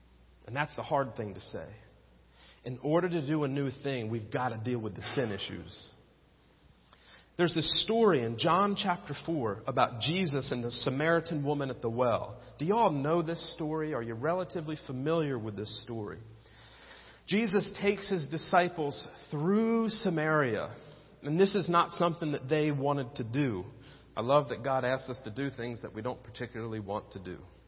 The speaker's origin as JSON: {"language": "English", "town": "Penns Grove", "region": "New Jersey", "country": "United States", "tie": "born or raised there", "also_born_or_lived": "Middletown", "moved": "yes", "said": "I went back to my hometown in Pensgrove, New Jersey"}